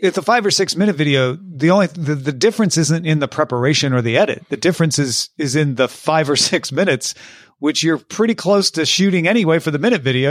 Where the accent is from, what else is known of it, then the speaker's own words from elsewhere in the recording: Illinois, United States; we're both from Illinois